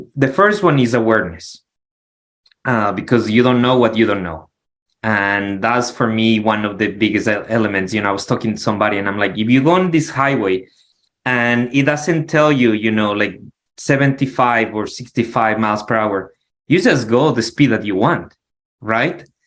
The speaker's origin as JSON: {"language": "English", "town": "Quito", "region": "Pichincha", "country": "Ecuador", "moved": "as an adult", "lives_now": "Arizona, United States", "said": "I'm from Quito, the capital, the mountains."}